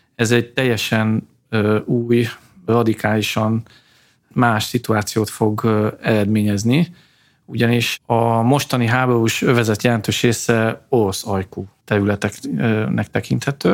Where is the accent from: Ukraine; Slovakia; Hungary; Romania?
Ukraine; Tiszahát, Transcarpathia, Zakarpattia Oblast; moved away; ott születtem a Tiszaháti településeken